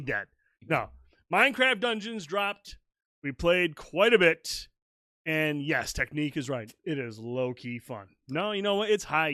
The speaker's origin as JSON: {"language": "English", "region": "Michigan", "country": "United States", "said": "We're Michigan"}